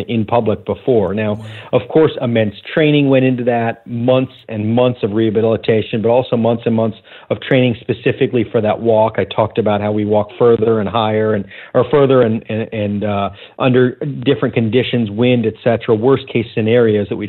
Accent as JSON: {"language": "English", "town": "Sarasota", "region": "Florida", "country": "United States", "tie": "born or raised there", "said": "back to Sarasota, Florida, my hometown."}